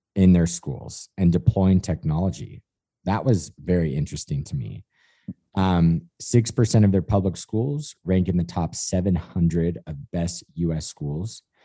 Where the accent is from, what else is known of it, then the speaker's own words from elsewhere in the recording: California, United States; me as the Californian